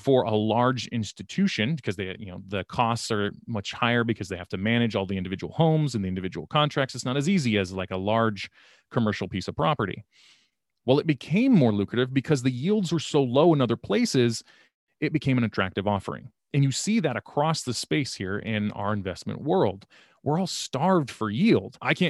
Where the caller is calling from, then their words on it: Sacramento, California, United States; I'm here from Sacramento, California here.